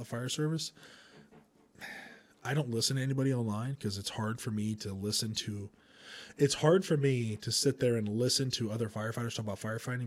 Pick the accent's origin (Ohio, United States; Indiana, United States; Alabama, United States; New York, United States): Indiana, United States; from Indiana